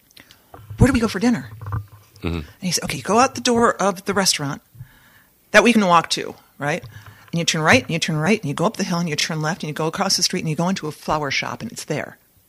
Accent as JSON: {"language": "English", "town": "Saugatuck", "region": "Michigan", "country": "United States", "said": "because we're from Saugatuck."}